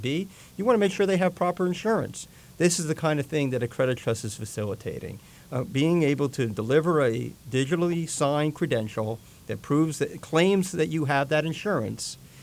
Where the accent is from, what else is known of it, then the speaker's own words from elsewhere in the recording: Jersey Shore, New Jersey, United States; I grew up here in Jersey on the Jersey Shore